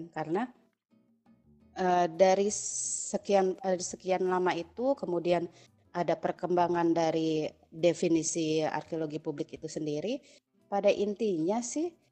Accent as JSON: {"language": "Indonesian", "region": "Java", "country": "Indonesia", "said": "jadi misalnya ya gue orang Jawa gitu kan bapak ibu Jawa asli gitu kan walaupun gue tinggal dimanapun gue akan selalu terkoneksi dengan budaya Jawa gitu walaupun gue nggak tinggal di Jawa"}